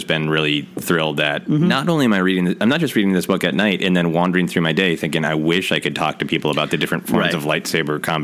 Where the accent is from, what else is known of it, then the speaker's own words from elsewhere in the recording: United States; I grew up in America